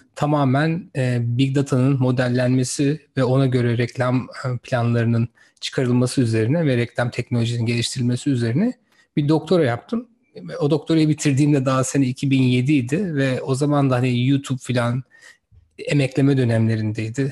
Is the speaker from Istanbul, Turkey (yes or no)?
no; İzmir, Turkey; moved away as an adult; also born or lived in Sivas / Massachusetts, United States / Stanford, United States; Sivaslı bir arkadaşınızım. İzmir'de büyüdüm